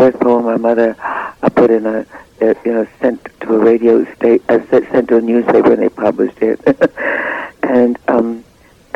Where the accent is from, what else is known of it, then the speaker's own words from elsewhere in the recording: New York City, New York, United States; also born or lived in Cleveland, Ohio; I was born in Cleveland, but raised in Harlem.